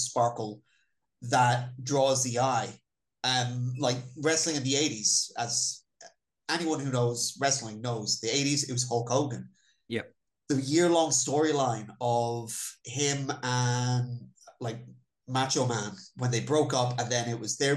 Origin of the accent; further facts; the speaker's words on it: Ireland; I was born in Ireland